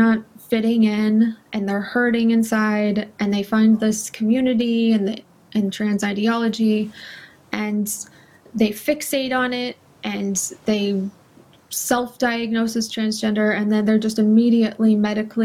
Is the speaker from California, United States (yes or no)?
yes; California, United States; I'm from California.